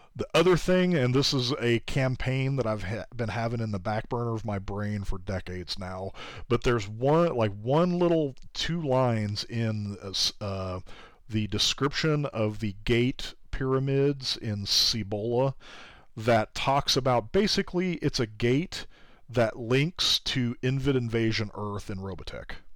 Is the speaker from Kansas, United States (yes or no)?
yes; Kansas, United States; my home state is Kansas.